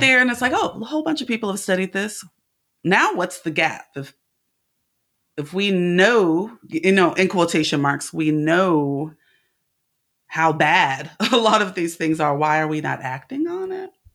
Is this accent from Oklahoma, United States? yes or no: no; California, United States; I'm from California